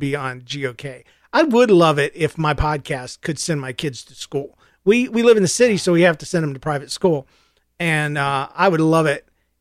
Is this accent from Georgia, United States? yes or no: yes; Georgia, United States; I'm from Georgia